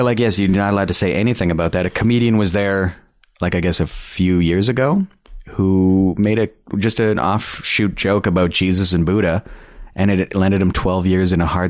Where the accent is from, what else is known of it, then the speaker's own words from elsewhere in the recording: Canada; the only reason why we're allowed to perform is because we're Canadian.